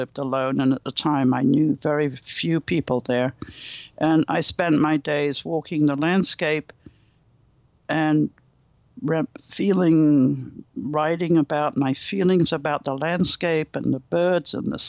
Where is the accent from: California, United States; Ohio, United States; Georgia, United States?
California, United States; Berkeley; After all, I come from Berkeley. We all come from California.